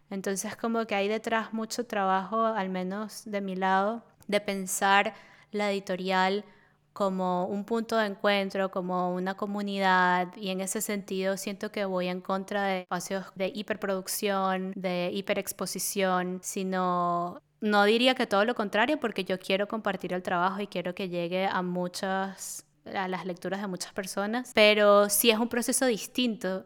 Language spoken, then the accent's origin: Spanish; Venezuela; now in Berlin, Germany; nosotros somos del Caribe, las dos somos de Venezuela